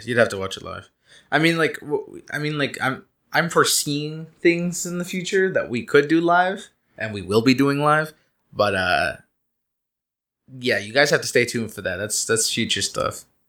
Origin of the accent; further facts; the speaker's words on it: Canada; I am Canadian